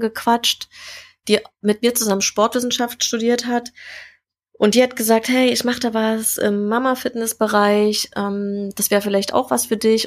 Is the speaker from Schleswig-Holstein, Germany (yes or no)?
no; Jena, Thuringia, Germany; moved away as an adult; now in Berlin, Germany; ganz ursprünglich äh, bin ich in Jena geboren, also Thüringen Ach, ist so meine Heimat.